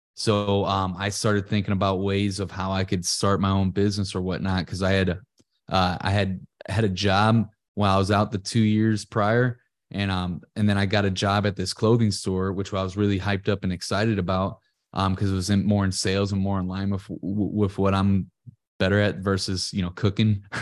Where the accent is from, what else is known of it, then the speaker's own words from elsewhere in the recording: Ferguson, Missouri, United States; I'm from Ferguson, Missouri